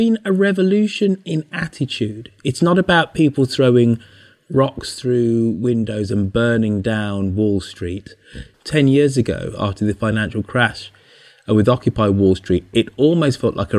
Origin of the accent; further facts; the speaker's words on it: United Kingdom; I'm a Brit